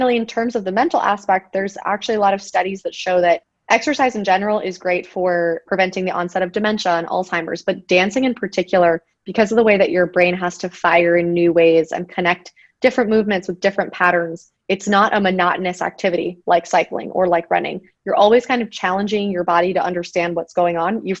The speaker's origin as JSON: {"language": "English", "town": "Miami", "region": "Florida", "country": "United States", "moved": "as an adult", "said": "I'm originally from Miami"}